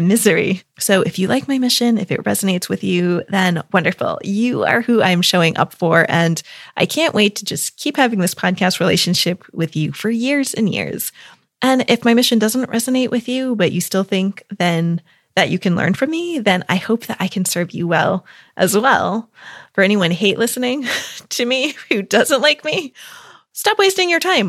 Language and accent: English; United States; moved away as an adult; also born or lived in Lake District, England / Italy; now in United Kingdom; I'm an American living in the U K